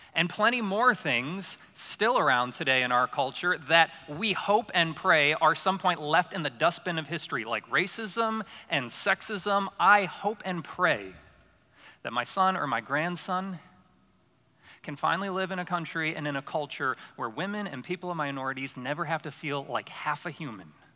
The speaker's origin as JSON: {"language": "English", "town": "Syracuse", "region": "New York", "country": "United States", "tie": "born or raised there", "moved": "yes", "said": "So I grew up in Syracuse, New York, upstate New York"}